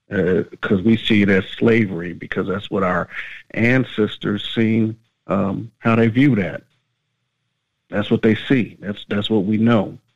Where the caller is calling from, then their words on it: Atlanta, Georgia, United States; Calling from Atlanta, Georgia.